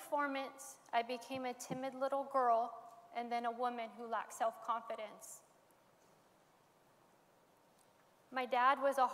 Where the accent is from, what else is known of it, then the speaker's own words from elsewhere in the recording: Modesto, California, United States; I was born in Modesto, and I grew up in a home of dysfunction